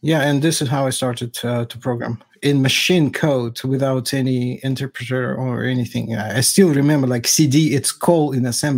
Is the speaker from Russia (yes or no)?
yes; Russia; I'm from Russia